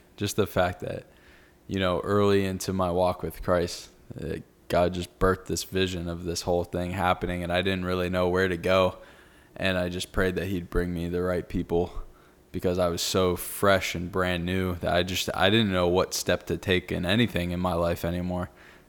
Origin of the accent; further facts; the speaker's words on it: Naples, Florida, United States; I'm born and raised in Naples.